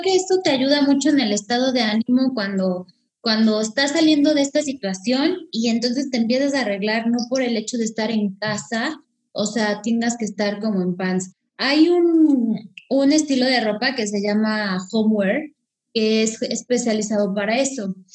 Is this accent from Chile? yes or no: no; Mexico; como somos las mexicanas